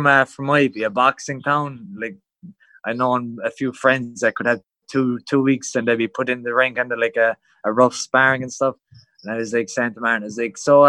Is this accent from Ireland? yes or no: yes; County Cork, Munster, Ireland; moved away as an adult; now in Thailand; I'm from Muay, it's well down the road. It's like, it's country basically to the city.